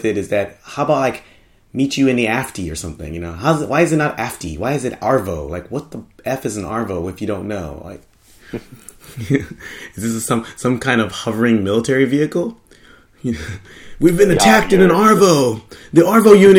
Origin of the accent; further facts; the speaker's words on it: United States; now in Japan; in America, like, adding some IE to something, like, we don't do it that much